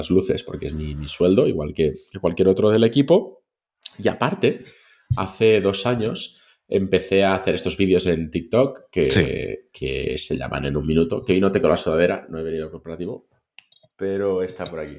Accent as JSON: {"language": "Spanish", "region": "Catalonia", "country": "Spain", "said": "Y somos eh, catalanes."}